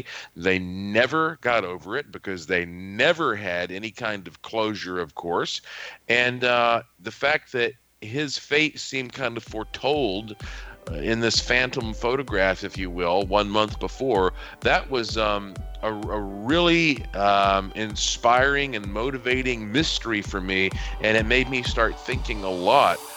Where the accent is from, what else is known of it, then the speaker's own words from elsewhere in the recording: Asheville, North Carolina, United States; I was born in Asheville, North Carolina, which is the heart of the oldest mountains in North America